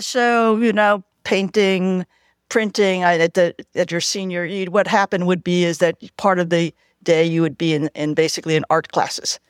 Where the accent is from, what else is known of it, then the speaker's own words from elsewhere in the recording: New York City, New York, United States; also born or lived in Cleveland, Ohio; now in Alameda, United States; I grew up in the Lower East Side of Manhattan